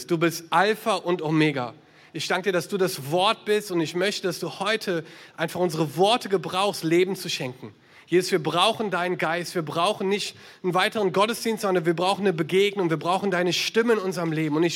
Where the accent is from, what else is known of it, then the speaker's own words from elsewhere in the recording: Düsseldorf, North Rhine-Westphalia, Germany; ich bin in Düsseldorf geboren, aufgewachsen, war hier in Gemeinden unterwegs